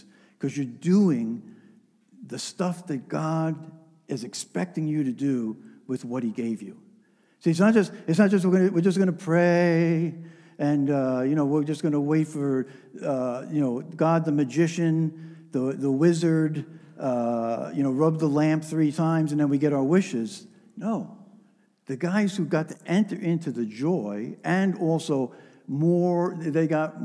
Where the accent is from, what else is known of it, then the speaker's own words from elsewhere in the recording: New York metropolitan area, United States; I'm a New Yorker. I grew up in a New York metropolitan area